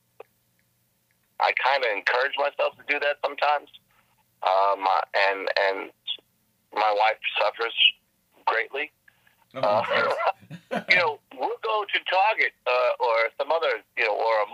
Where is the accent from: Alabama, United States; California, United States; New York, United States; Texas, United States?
New York, United States; New York City; moved away; I grew up in the Bronx with brick and cement